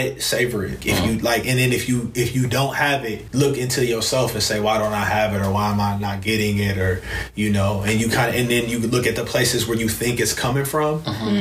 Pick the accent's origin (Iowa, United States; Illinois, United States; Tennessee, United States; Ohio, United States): Ohio, United States; Elyria; moved away as an adult; I come from Elyria.